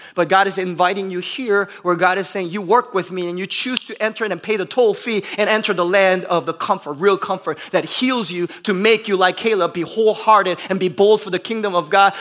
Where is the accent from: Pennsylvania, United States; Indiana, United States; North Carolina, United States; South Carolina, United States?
Indiana, United States; Bloomington; moved away; I come from Bloomington, Indiana, where we have more cows and cars